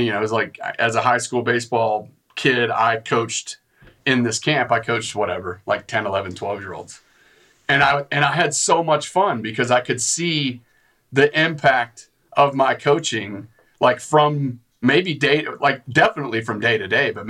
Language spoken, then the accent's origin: English; West Texas, United States; moved away; I grew up in West Texas, and it's like all oil field